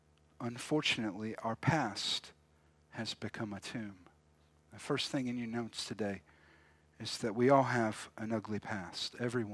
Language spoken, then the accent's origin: English; South Carolina, United States; we were talking about growing up where I grew up in South Carolina. My parents are from here, both have family here, but they moved away. And so I lived right outside of Charleston.